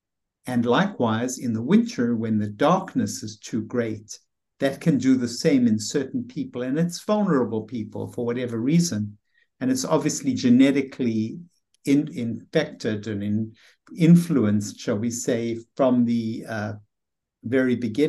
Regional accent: South Africa; moved away; You know, I came from South Africa, where the weather was really very pleasant and there was a lot of sunshine all year round.

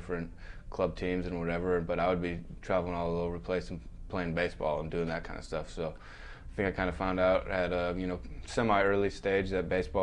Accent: Minnesota, United States; Growing up in Minnesota

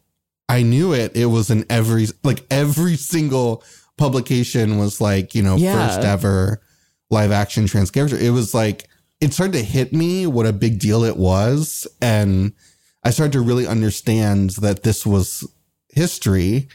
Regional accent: Kentucky, United States; I grew up in Kentucky

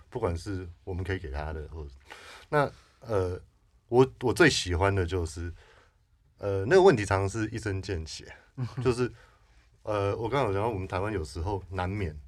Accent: United States; moved away as an adult; now in Taiwan; 像我是在那个，呃，美国长大的，是。我二十几岁搬来台湾

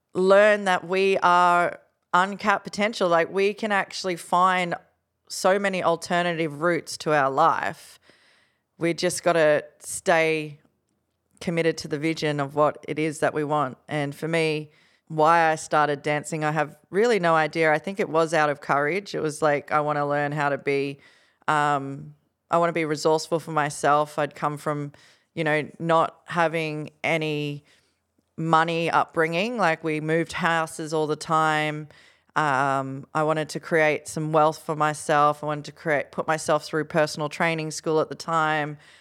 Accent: Gold Coast, Queensland, Australia; Growing up on the Gold Coast, you know, my best friend was being fed cocaine by my friend's dad.

